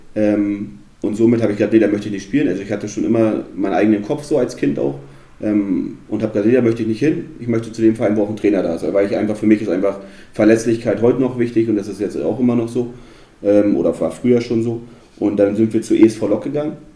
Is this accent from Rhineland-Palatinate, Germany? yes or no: no; Neustrelitz, Mecklenburg-Vorpommern, Germany; also born or lived in Suhl, Thuringia / Perleberg, Brandenburg; Und dann sind wir ja, ins beschauliche Neustrelitz gezogen